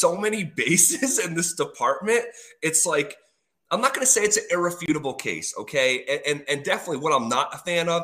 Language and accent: English; East Coast, United States; moved away as an adult; now in Denver, United States; I grew up on the East Coast. I moved here 5 years ago